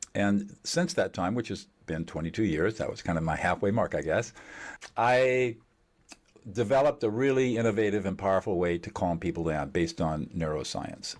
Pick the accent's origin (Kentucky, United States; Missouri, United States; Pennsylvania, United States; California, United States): California, United States; Southern; I was born in Southern California